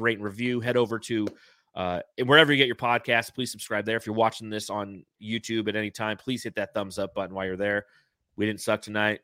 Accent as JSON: {"language": "English", "town": "Los Angeles", "region": "California", "country": "United States", "tie": "born or raised there", "moved": "yes", "said": "I grew up in the San Fernando Valley"}